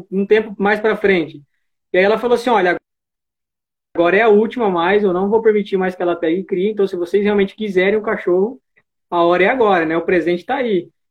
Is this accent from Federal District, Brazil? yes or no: no; Cajati, São Paulo, Brazil; sou do, aqui do interior de São Paulo, região do Vale do Ribeira, cidade de Cajati